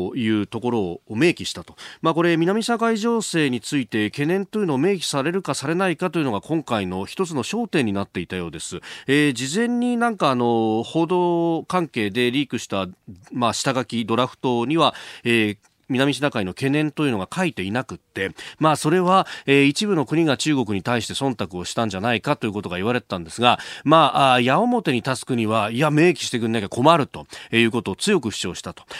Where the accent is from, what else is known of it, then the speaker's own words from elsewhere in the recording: Yokosuka, Kanagawa, Japan; この森崎の隣の大矢部っちゅうところの出身